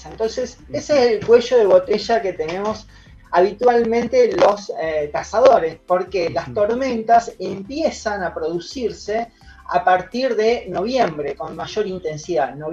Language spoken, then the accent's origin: Spanish; Venado Tuerto, Santa Fe, Argentina; now in Rosario, Argentina; yo soy oriundo de Venado Tuerto, pero estoy radicado en, Rosario.